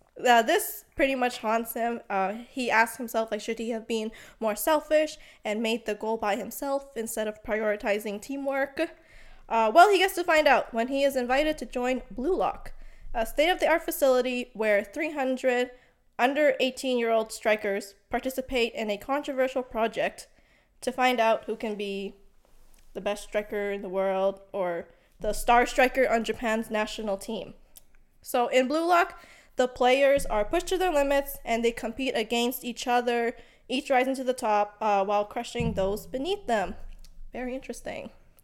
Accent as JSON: {"language": "English", "country": "Canada", "said": "We are from Canada."}